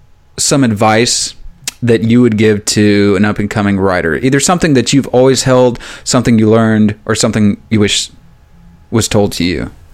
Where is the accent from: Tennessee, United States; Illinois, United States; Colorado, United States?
Tennessee, United States; Memphis; now in Arkansas, United States; I'm from Arkansas. I'm from the sticks, which I haven't always been from here. I grew up in Memphis.